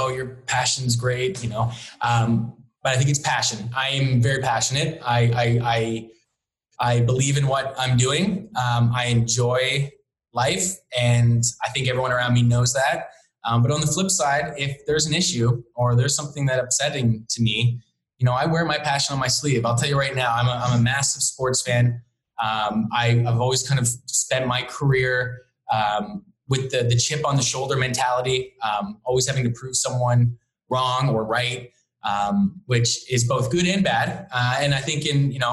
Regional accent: Halifax, Nova Scotia, Canada; also born or lived in Hamilton; now in Toronto, Canada; I grew up in Halifax, Nova Scotia. So I grew up as a sailor

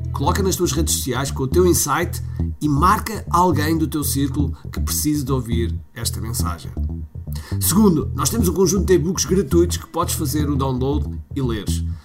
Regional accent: Mozambique; moved away; eu nasci em Moçambique

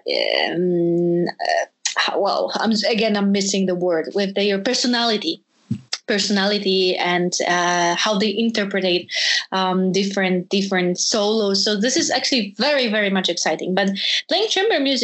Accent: Poland; moved away; also born or lived in Hanover, Germany; in Poland, in my home country

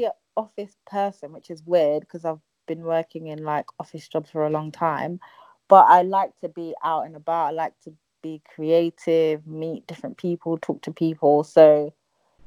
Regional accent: London, United Kingdom; I live in London. I'm from Ghana. Born and bred in London, but I consider myself Ghanaian.

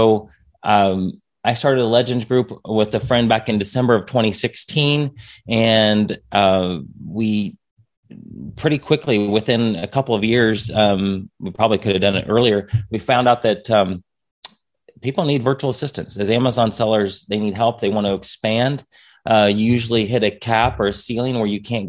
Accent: United States; I'm an American

